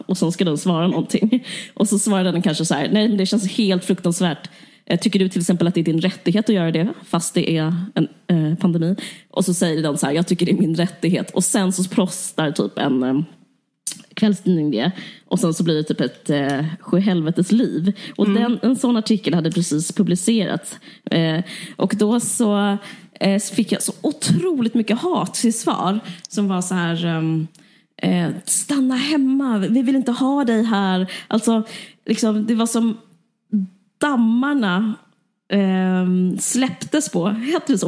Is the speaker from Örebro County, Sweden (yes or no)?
no; Simrishamn, Skåne, Sweden; also born or lived in Stockholm; jag är också uppvuxen i Skåne